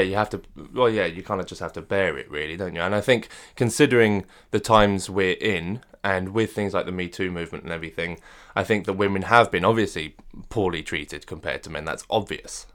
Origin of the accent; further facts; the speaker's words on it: France; moved away; I was brought up in France